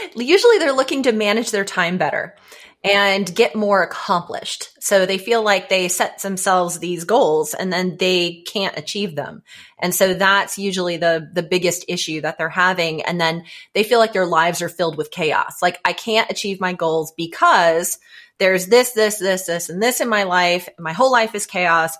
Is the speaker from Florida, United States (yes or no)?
yes; Florida, United States; moved away as an adult; now in Atlanta, United States; I just recently moved here from Florida, and growing up in Florida